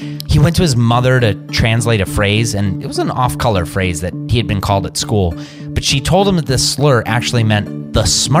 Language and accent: English; Cleveland, Ohio, United States; Right here in my hometown.